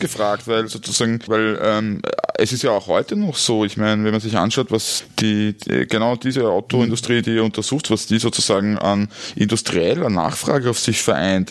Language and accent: German; Styria, Austria; ich komme aus der Steiermark